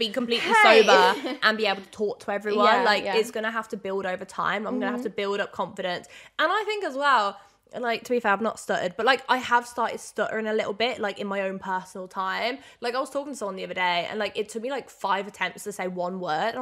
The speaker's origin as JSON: {"language": "English", "town": "Birmingham", "region": "West Midlands", "country": "United Kingdom", "tie": "born or raised there", "said": "I've been living in Birmingham for God knows how long. Like, it's literally been my baby, my hometown"}